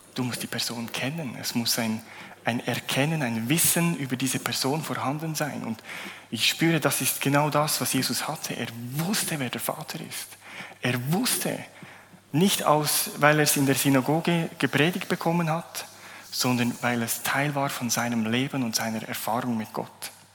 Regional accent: Bernese Oberland, Switzerland; moved away as an adult; also born or lived in Zurich area; Ich komme aus dem Berner Oberland, bin vor acht Jahren hierher gezogen, habe eine schöne Zürcherin geheiratet

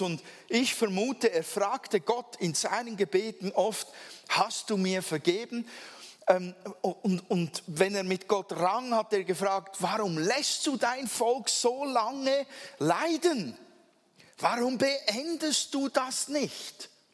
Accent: Switzerland; Ich bin ja Schweizer

